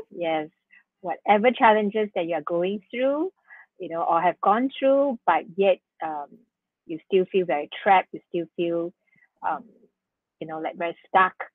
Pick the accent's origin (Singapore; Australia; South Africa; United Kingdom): Singapore; we are very blessed uh, to be born and to be born and brought up in Singapore